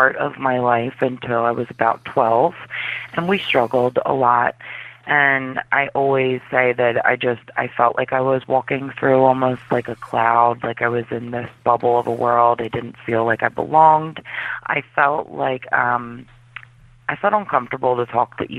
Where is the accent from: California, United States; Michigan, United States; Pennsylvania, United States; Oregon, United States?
Pennsylvania, United States; Philadelphia; also born or lived in South Carolina; we moved to Philadelphia because that's where most of my family is from